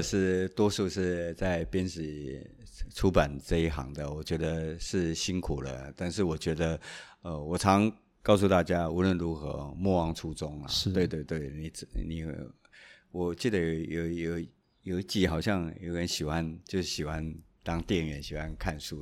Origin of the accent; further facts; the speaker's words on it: Taiwan; 我们台湾人